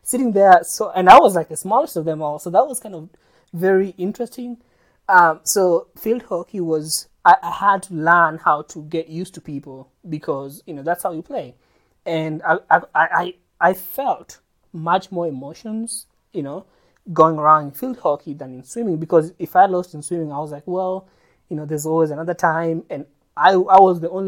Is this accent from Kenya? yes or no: yes; Kenya; my perspective as a Kenyan